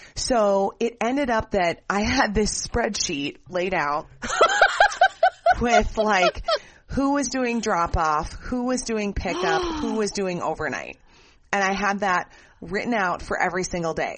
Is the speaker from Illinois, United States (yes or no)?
no; Minnesota, United States; we grew up in Minnesota